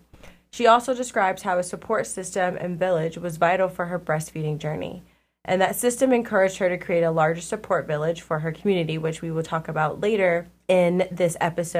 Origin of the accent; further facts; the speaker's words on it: Columbus, Ohio, United States; I'm actually originally from Columbus as well.